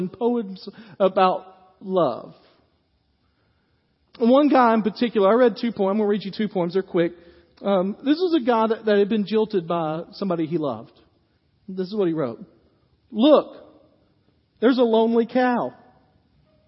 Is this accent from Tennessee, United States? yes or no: yes; Dyersburg, Tennessee, United States; I grew up in Dyersburg, and I love the summers